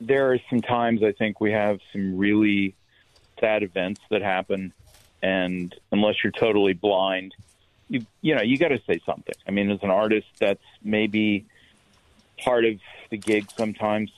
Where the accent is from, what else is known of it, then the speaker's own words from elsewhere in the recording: Midwest, United States; I'm from the Midwest